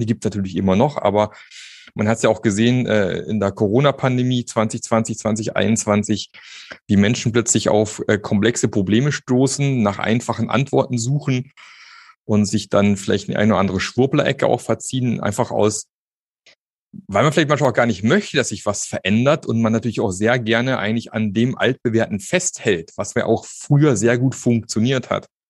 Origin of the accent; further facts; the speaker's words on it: Germany; wir als Deutsche